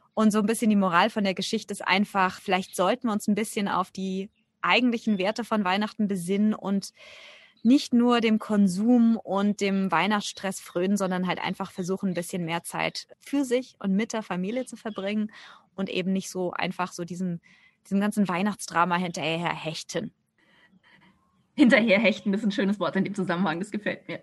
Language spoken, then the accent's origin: German; Germany; bei uns in Deutschland